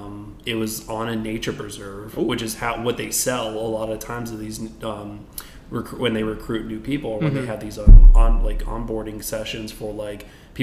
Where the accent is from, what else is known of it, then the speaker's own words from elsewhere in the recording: Weston, Florida, United States; So, I was from South Florida. I lived in Weston, like, Fort Lauderdale area, near Miami.